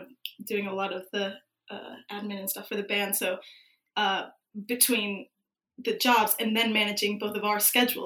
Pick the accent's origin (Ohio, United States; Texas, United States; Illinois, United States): Illinois, United States; Chicago; moved away as an adult; now in London, United Kingdom; I'm from Chicago